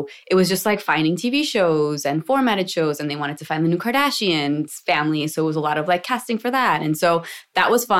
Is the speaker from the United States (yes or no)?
yes; East Coast, United States; moved away as an adult; now in Los Angeles, United States; East Coasters are just like, we're different